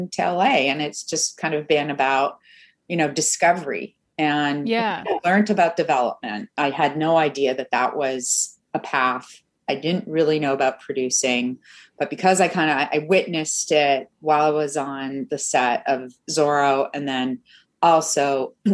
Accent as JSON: {"language": "English", "country": "Canada", "also_born_or_lived": "Mexico City, Mexico", "moved": "yes", "said": "I'm Canadian"}